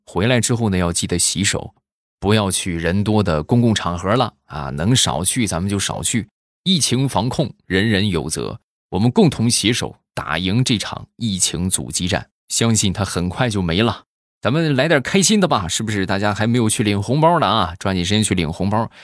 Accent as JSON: {"language": "Chinese", "town": "Rizhao", "region": "Shandong", "country": "China", "tie": "born or raised there", "said": "那么正好我现在没有在日照啊，我是处在山东的另一个城市啊"}